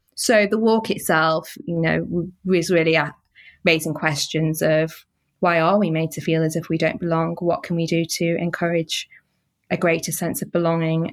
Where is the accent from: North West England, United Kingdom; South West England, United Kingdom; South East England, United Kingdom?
North West England, United Kingdom; Manchester; I was born and bred in Manchester.